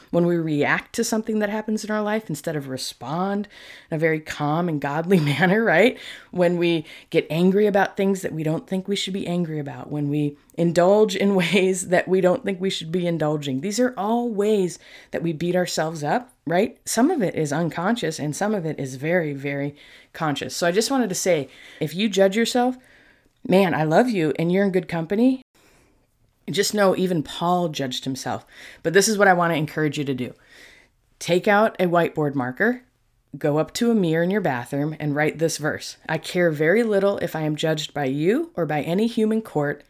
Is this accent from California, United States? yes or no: no; New York, United States; moved away; I was born in New York